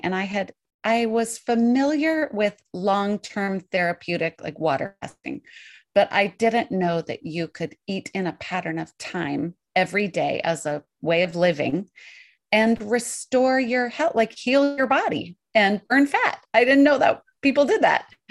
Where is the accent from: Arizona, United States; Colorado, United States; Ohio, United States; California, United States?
Colorado, United States; Colorado Mountains, United States; also born or lived in New York; now in Portland, United States; I grew up in the Colorado Mountains